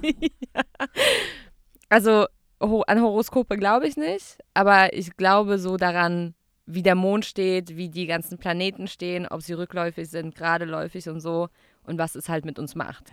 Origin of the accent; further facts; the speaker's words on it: Gaggenau, Baden-Württemberg, Germany; moved away as an adult; now in Berlin, Germany; Ich komme aus Gaggenau, G-Town Represent. Es ist zwischen Karlsruhe und Baden-Baden.